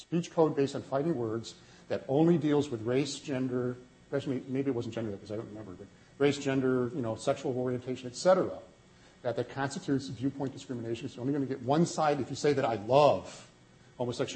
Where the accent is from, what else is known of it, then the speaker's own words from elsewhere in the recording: Wisconsin, United States; I'm from Wisconsin